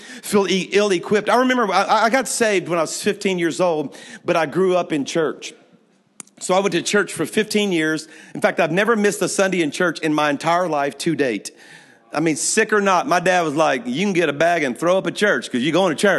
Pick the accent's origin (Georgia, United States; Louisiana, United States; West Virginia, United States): Louisiana, United States; moved away as an adult; now in Alabama, United States; I'm from Louisiana